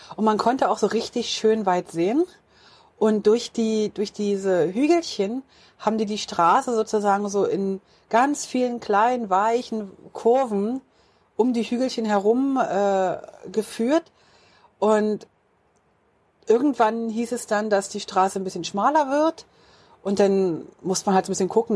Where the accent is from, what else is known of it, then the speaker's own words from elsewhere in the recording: Switzerland; Wir kommen aus der Schweiz und da ist es schon richtig, richtig schön